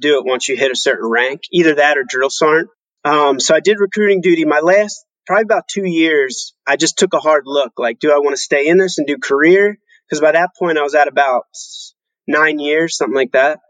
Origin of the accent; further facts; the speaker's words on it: United States; moved away as an adult; also born or lived in Germany; as an American growing up